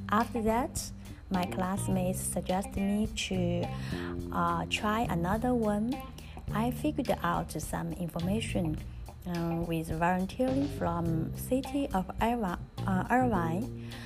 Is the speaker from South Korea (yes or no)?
yes; South Korea; English is a second language; now in United States; I came from South Korea.